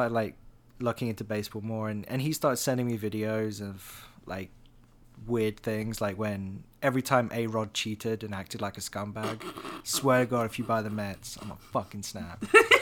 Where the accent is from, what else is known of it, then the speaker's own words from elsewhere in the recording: England, United Kingdom; now in United States; this is an Englishman